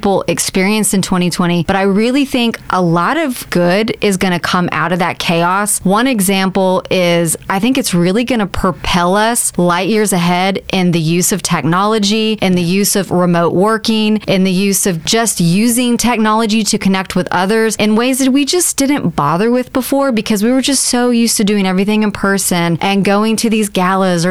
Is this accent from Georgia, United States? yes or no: no; Spring, Texas, United States; moved away as an adult; also born or lived in Houston, Texas; now in Baytown, United States; I did grow up in Spring. So that's the north side of Houston.